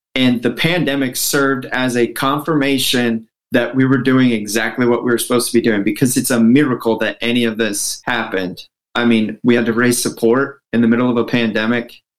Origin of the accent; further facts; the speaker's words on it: Midwest, United States; moved away as an adult; now in New Jersey, United States; My family spent most of our time actually uh, growing up in the Midwest